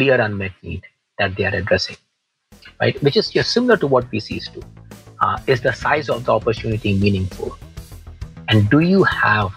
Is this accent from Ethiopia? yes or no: no; India; moved away as an adult; also born or lived in South Georgia, United States; now in United States; I grew up in India, Christine, grew up in a small town in India.